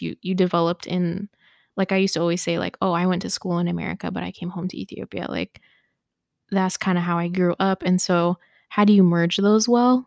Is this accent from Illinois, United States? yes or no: no; Ohio, United States; growing up in the white suburbs of Ohio